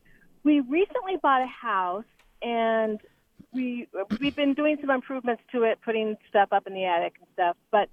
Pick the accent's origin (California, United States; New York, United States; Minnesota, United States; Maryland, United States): California, United States; I came from California where there was one power company.